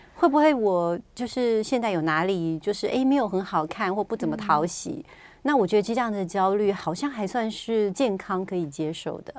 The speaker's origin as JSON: {"language": "Chinese", "country": "Taiwan", "said": "我们台湾人，有时候不是每天出门去都会化妆"}